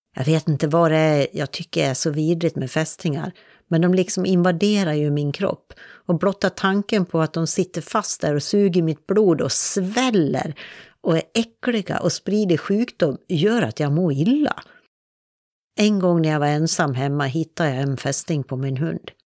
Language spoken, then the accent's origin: Swedish; Dalarna County, Sweden; Jag växte upp i Dalarna